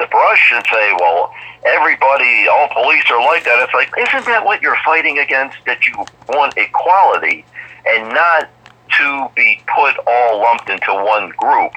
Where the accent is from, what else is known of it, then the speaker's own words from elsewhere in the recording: Baltimore, Maryland, United States; I lived in an area, we were multicultural where I grew up in Baltimore